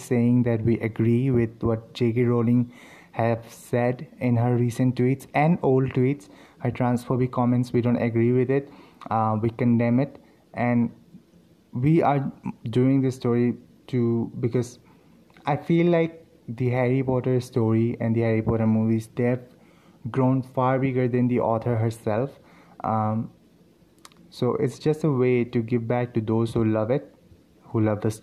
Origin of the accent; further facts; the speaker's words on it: India; I'm from India